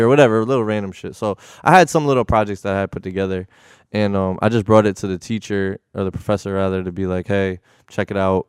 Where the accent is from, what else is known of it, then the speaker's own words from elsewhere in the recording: Connecticut, United States; moved away as an adult; also born or lived in Bridgeport / New Haven / Milford / North Haven; I was born in Connecticut. I was born in Bridgeport, um, hospital. And then, um, kinda moved around, you know, um, New Haven, Milford. I went to high school in North Haven.